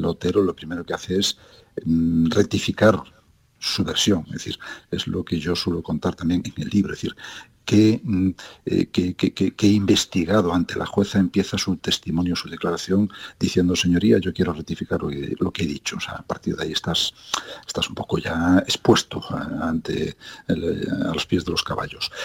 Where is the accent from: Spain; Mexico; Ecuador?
Spain; southern Lugo, Ribeira Sacra, Galicia; Yo, eh, que soy gallego, que no he nacido en Coruña, pero con una gran vinculación por esa ciudad maravillosa, soy del sur de Lugo, de la Riviera Sacra